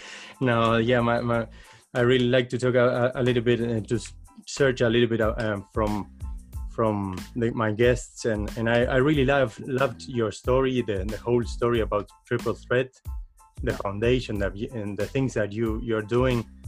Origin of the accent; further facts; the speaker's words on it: Uruguay; now in Netherlands; I come from South America, I come from Uruguay